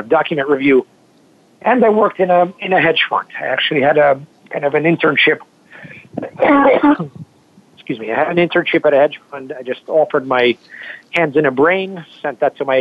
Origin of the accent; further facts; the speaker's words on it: Kentucky, United States; also born or lived in Moscow, Russia / Philadelphia; I was born in Moscow in 1983, and when I was 9, we came to the U.S. I grew up in Kentucky